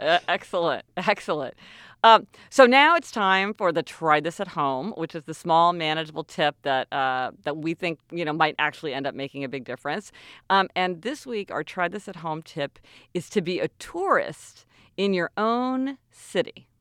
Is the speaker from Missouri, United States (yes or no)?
yes; Kansas City, Missouri, United States; moved away; we're from Kansas City, and, you know, there, we both grew up there our whole lives